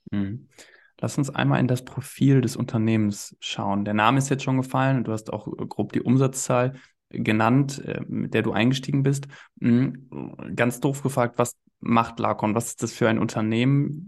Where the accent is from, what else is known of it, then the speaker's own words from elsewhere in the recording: East Westphalia-Lippe, North Rhine-Westphalia, Germany; in Ostwestfalen-Lippe, ja, in, in meiner Heimat